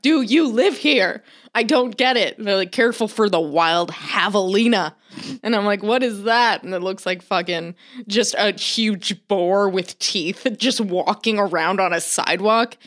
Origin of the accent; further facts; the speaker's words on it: Florida, United States; I grew up in Florida